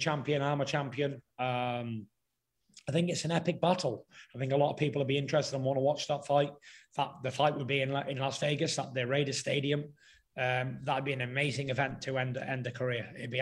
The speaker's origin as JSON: {"language": "English", "country": "United Kingdom"}